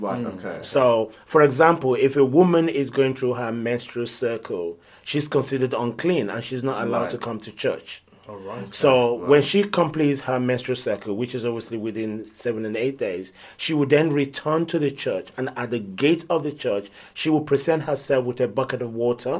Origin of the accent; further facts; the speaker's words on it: Nigeria; also born or lived in London; now in United Kingdom; I mean, I was born in London, but raised in Nigeria. So I'm one of those children that they gave birth to in London, and then 3 years later, you know, we went back with the family to Nigeria